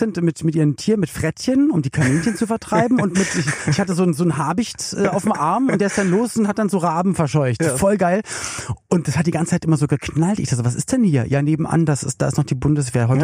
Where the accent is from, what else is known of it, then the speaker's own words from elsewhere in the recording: Berlin, Germany; now in Cologne, Germany; ich komme ja aus Berlin und lebe in Köln